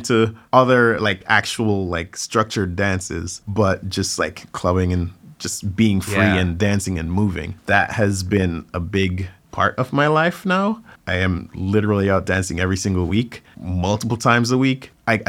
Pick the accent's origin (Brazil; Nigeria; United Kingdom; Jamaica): Jamaica; now in United States; a lot of people who knew me growing up in Jamaica would not necessarily associate me with dancing or see me as the dancer person.